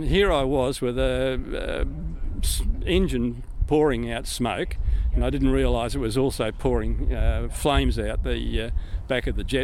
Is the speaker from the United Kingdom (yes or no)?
no; Griffith, New South Wales, Australia; moved away; also born or lived in Victoria; I was born and raised in Griffith, in central New South Wales